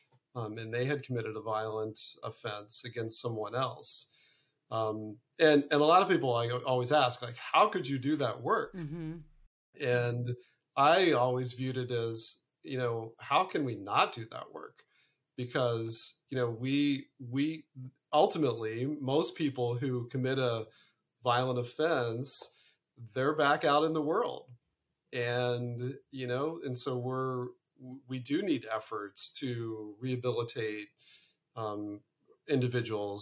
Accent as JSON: {"language": "English", "region": "Ohio", "country": "United States", "also_born_or_lived": "Arizona / Connecticut", "moved": "yes", "lives_now": "California, United States", "said": "originally I'm from Ohio. I'm from the great Midwest"}